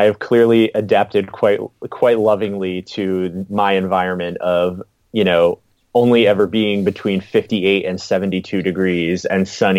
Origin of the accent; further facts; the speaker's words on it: Philadelphia, Pennsylvania, United States; moved away as an adult; also born or lived in New Jersey / New York City / Ithaca / California; now in San Diego, United States; I'm originally from Philadelphia. I grew up sort of between Philadelphia and New Jersey until I was 18. Went to college in just outside of Philadelphia